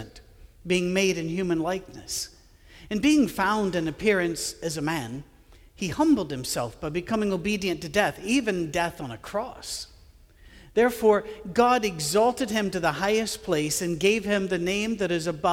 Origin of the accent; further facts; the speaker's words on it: Scotland, United Kingdom; I'm a Scottish guy with an Irish first name